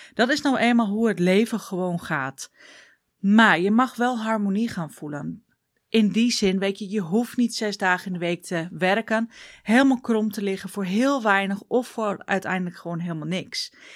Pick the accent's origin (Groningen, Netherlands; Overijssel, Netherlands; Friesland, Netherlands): Groningen, Netherlands; accent: Groningen dialect; ik kom uit Groningen, dus ik ga een beetje in het dialect.